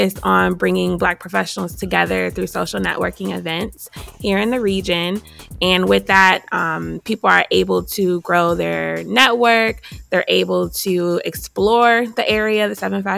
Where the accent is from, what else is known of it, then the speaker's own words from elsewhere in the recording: Buffalo, New York, United States; moved away as an adult; now in Hampton Roads, United States; I'm originally from Buffalo, New York, and I came here because I went to Hampton, and then went to ODU for grad school